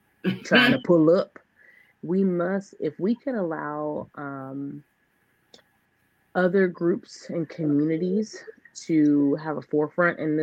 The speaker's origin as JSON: {"language": "English", "country": "United States", "tie": "born or raised there", "said": "I'm an American person, born in America, serving America, paying taxes in America"}